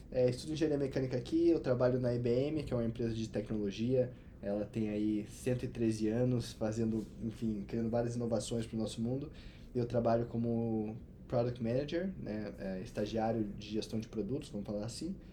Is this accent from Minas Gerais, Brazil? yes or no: yes; Cachoeira de Minas, Minas Gerais, Brazil; Sou de Cachoeira de Minas, a metrópole de 12 mil habitantes aí no sul de Minas. mineiro.